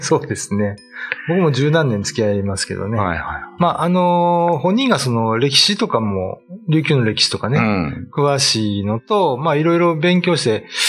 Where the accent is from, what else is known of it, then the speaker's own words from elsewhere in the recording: Kyoto, Japan; now in Okinawa, Japan; 僕、まあ、出身京都ですけど